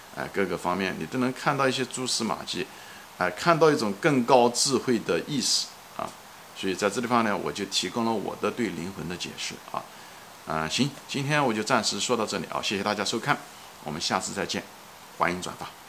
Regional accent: China; now in Long Island, United States; 我是个中国人，我是在美国，我是个华人，我是在长岛

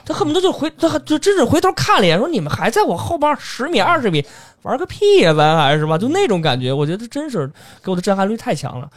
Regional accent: China; 作为一个中国人啊

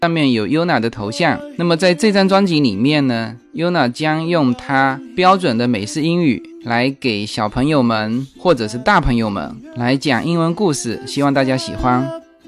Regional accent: Fuzhou, Fujian, China; 我们福州的那个台风的天气，就是刚才叶子说的，一阵风，一阵雨，一会儿又放晴

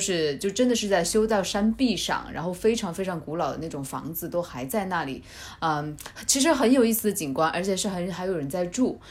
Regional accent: Chongqing, China; moved away; also born or lived in Boston; 我的小时候也不是在重庆市区长大的

